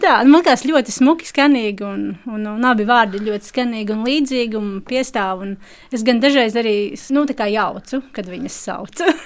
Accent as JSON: {"language": "Latvian", "area": "Krimūnas parish", "region": "Sigulda Municipality", "country": "Latvia", "moved": "yes", "lives_now": "Riga, Latvia", "said": "es ikdienā dzīvoju Rīgā, bet esmu nākusi no Krimūnas pagasta, Siguldas novada"}